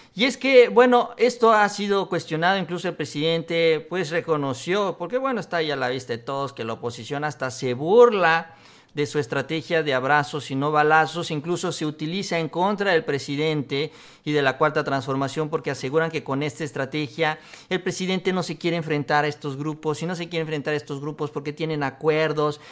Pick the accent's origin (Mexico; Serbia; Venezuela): Mexico; como buenos mexicanos